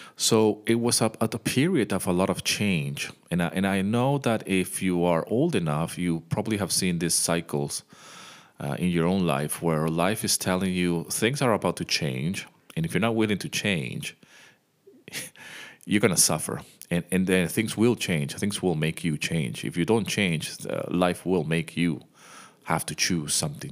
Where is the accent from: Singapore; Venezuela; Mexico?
Venezuela; also born or lived in United Kingdom; now in Greece; I was born in the U K, but I grew up in Venezuela